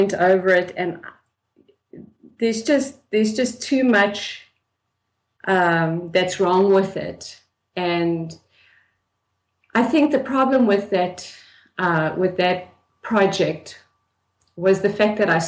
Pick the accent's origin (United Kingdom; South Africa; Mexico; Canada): South Africa; I grew up in South Africa in the 1970s and the 1980s